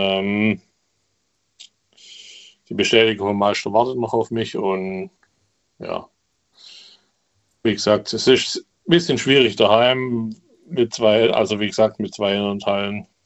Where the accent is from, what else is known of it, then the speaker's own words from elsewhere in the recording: Remseck, Baden-Württemberg, Germany; Ähm, ich komme aus Remseck. Kennst du Ludwigsburg, Stuttgart?